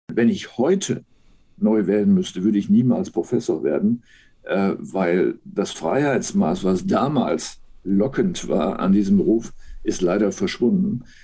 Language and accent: German; Münster, North Rhine-Westphalia, Germany; moved away as an adult; also born or lived in Berlin; now in Hamburg, Germany; meiner Heimatstadt Münster